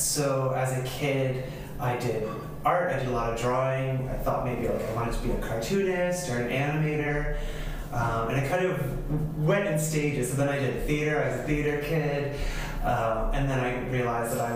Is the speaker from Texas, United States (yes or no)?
no; New Jersey, United States; now in Medford, United States; I'm originally from New Jersey. I grew up as the middle child of five